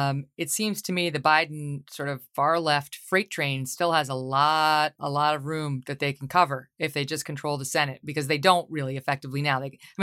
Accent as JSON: {"language": "English", "region": "New York", "country": "United States", "tie": "born or raised there", "said": "you're actually working with a senator from my home state, New York, Kirsten Gillibrand"}